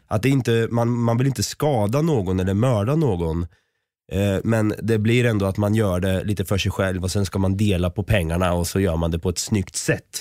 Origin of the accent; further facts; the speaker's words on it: Norrköping, Östergötland, Sweden; Jag är ju själv från Norrköping